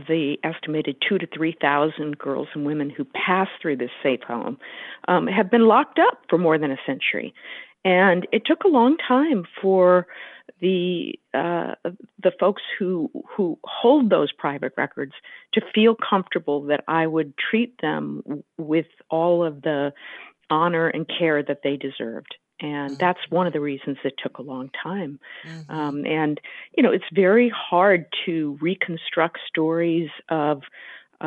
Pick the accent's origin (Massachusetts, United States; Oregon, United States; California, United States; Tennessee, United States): California, United States; the Bay Area; I come from California and was born in the Bay Area